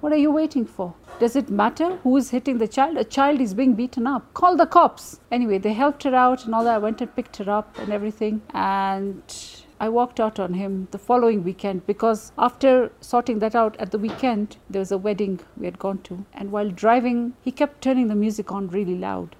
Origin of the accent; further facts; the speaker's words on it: Nairobi, Kenya; I am from Nairobi, Kenya.